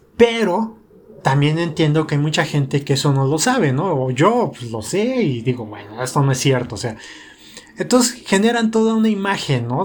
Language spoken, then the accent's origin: Spanish; Mexico City, Mexico; accent: chilango; pues yo soy mexicana